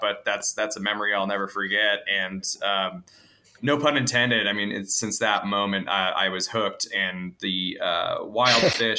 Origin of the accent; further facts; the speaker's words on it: Idaho, United States; I grew up in Idaho